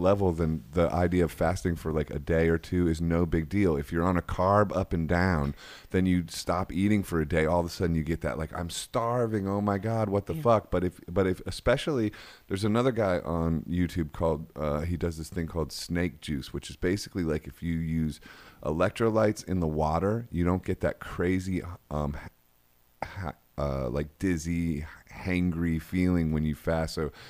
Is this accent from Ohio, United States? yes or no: yes; Akron, Ohio, United States; I know, but we're from Akron, Ohio.